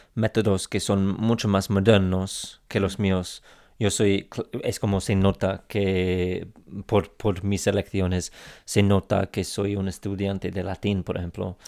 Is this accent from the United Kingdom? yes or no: yes; England, United Kingdom; Spanish is a second language